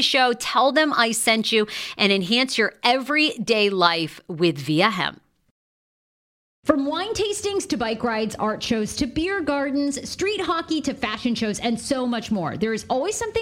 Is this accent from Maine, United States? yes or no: yes; Maine, United States; moved away; I grew up in Maine